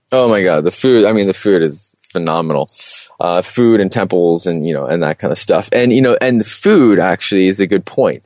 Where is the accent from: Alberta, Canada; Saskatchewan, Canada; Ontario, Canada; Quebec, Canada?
Ontario, Canada; Toronto; moved away as an adult; also born or lived in Peterborough, Canada / Alicante, Spain / Chiang Mai, Thailand; I'm originally from Toronto